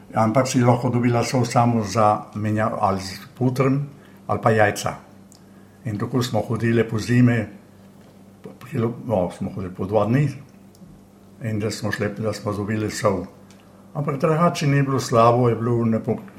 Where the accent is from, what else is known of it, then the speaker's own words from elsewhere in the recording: Bovec, Slovenian Littoral, Slovenia; moved away as an adult; also born or lived in Villach, Austria / Lokovec, Slovenia; now in Sydney, Australia; jaz sem iz eh, Bovca, rojen sem pa v Avstriji, v Filah